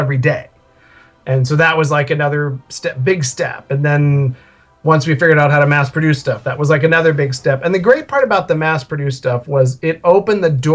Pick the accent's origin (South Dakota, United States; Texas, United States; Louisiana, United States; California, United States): California, United States; Northern; moved away as an adult; now in Southern California, United States; We grew up in California, but we were in Northern California.